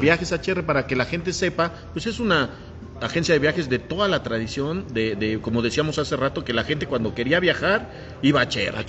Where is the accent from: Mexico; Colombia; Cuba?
Mexico; Puebla; los que somos de Puebla de siempre